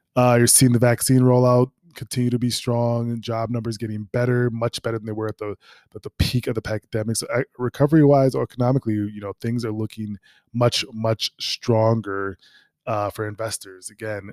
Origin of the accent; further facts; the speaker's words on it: Minneapolis, Minnesota, United States; moved away; I'm from Minneapolis